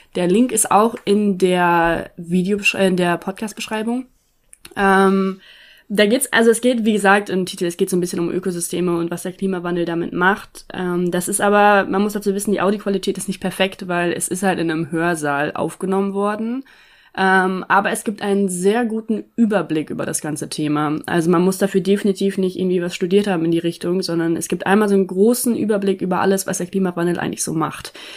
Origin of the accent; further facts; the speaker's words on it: East Frisia, Lower Saxony, Germany; moved away; ich bin hier in Ostfriesland aufgewachsen